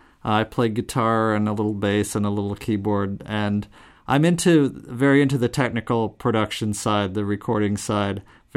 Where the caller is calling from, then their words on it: Saginaw, Michigan, United States; Saginaw, Michigan. Windy and warm today.